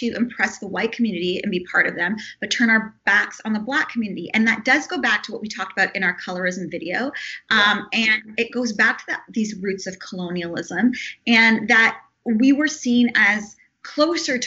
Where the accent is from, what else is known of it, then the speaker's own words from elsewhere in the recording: Canada; now in Los Angeles, United States; as a Canadian living here